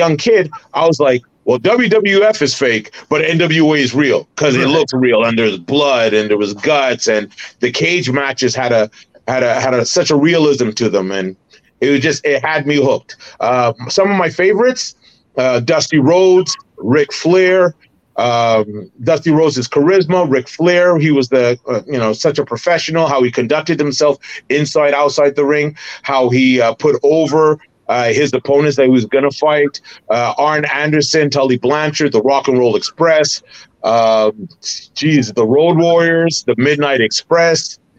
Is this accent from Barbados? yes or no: yes; Barbados; now in Canada; And another Easter egg was, I'm from Barbados, so I made sure the Barbados flag was there. And I'm a Canadian citizen